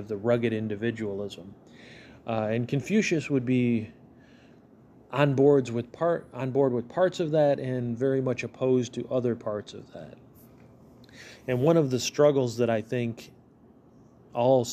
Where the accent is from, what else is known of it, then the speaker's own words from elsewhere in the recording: United States; as an American